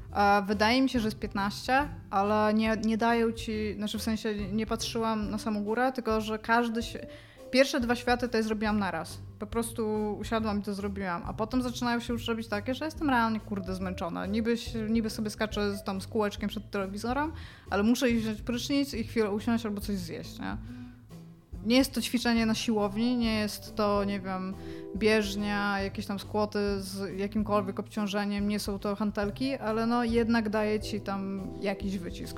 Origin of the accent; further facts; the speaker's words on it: Elbląg, Warmian-Masurian Voivodeship, Poland; moved away as an adult; miałam 20 lat, wyjechałam z Elbląga